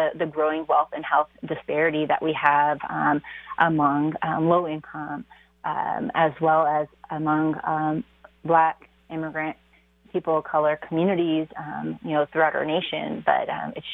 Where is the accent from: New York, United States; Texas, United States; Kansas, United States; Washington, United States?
Washington, United States; Seattle; I was born and raised in Seattle